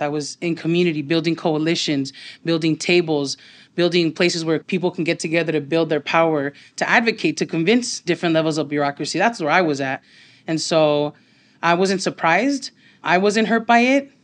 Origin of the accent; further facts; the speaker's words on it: Los Angeles, California, United States; I grew up in Highland Park, have lived there my whole life